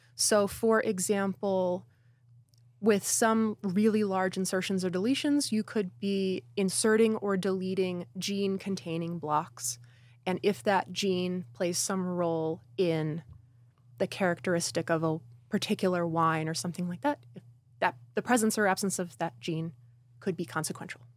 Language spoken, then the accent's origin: English; Newburgh, New York, United States; my hometown in Newburgh, New York